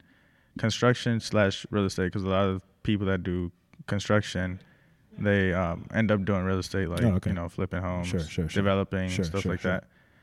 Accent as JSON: {"language": "English", "country": "Mexico", "tie": "born there", "first_language": "Spanish", "second_language": "English", "said": "Because I was born in Mexico."}